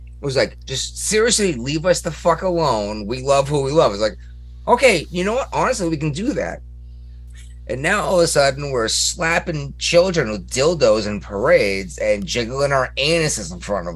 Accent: United States

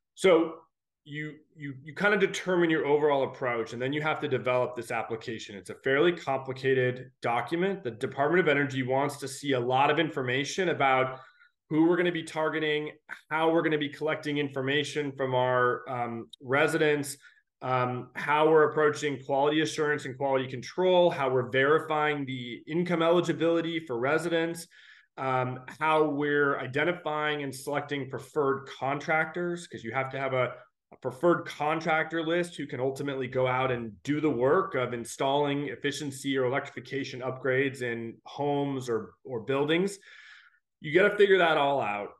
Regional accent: Alaska, United States; also born or lived in California; now in Washington, D.C., United States; I was born and raised in Alaska

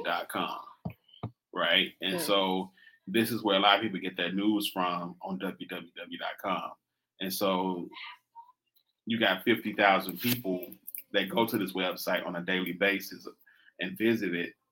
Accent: United States; I'm American

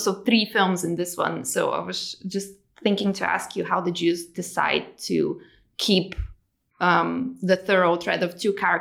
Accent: Bulgaria; I come from Bulgaria, that is a post-Soviet state

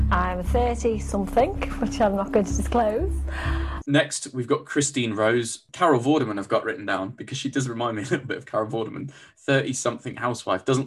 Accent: Huddersfield, Yorkshire and the Humber, United Kingdom; I'm originally from Huddersfield in West Yorkshire

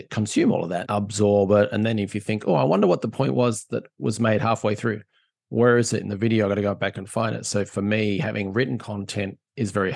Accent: Australia; being the Aussie

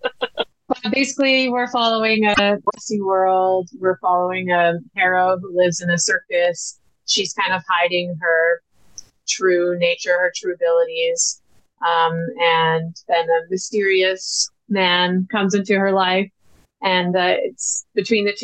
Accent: BC, British Columbia, Canada; my hometown in BC

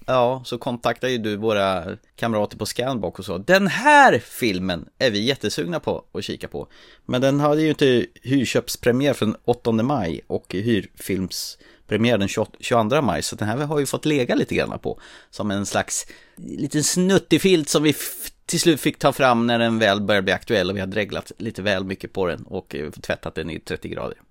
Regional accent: Närke, Örebro County, Sweden; jag är ju från Närke

